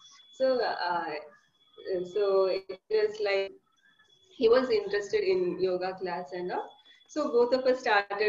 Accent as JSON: {"language": "English", "region": "Kerala", "country": "India", "said": "As you said, I'm from Kerala."}